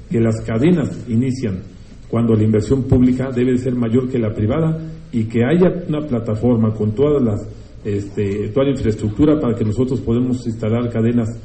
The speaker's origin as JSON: {"language": "Spanish", "country": "Mexico", "said": "Hay dos Méxicos, el, que crece y el México pobre. Entonces ya no podemos como mexicanos permitir esta cosa"}